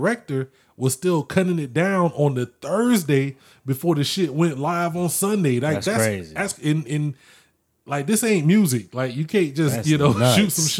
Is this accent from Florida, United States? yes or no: yes; Orlando, Florida, United States; I grew up in Orlando